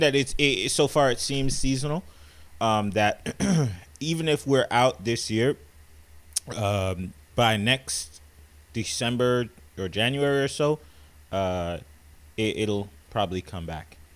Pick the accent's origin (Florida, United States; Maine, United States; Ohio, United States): Florida, United States; South; I'm from South Florida